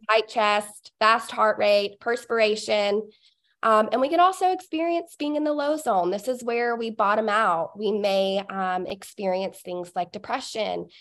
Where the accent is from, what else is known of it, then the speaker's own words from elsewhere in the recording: Cartersville, Georgia, United States; my hometown is Cartersville